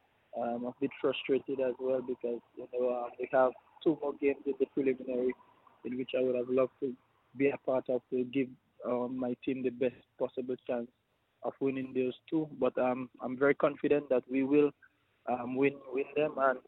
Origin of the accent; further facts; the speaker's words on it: New Zealand; now in Australia; Well, I came from New Zealand to Australia, so I had no quarantine.